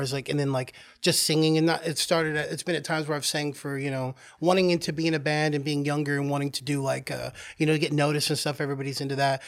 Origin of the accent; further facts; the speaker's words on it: Oklahoma, United States; moved away as an adult; also born or lived in California; now in New York, United States; I was born in California, and then I, um, moved to Oklahoma at a young age, and then I came here to New York, um, after living in Oklahoma for well over twenty years